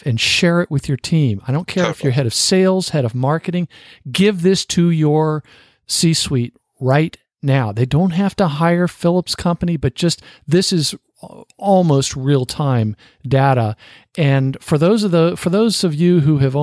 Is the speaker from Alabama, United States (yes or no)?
yes; Fort Rucker, Alabama, United States; I was born in Alabama